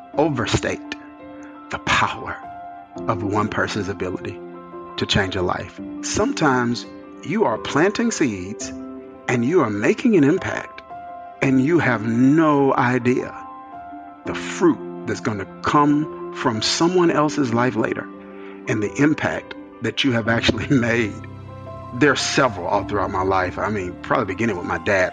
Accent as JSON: {"language": "English", "region": "rural Mississippi", "country": "United States", "tie": "born or raised there", "also_born_or_lived": "New Jersey", "moved": "as an adult", "said": "I came from Mississippi, which was Bible Belt, small. My dad led a smaller church, bivocational. He's a bivocational pastor for the majority of my my childhood"}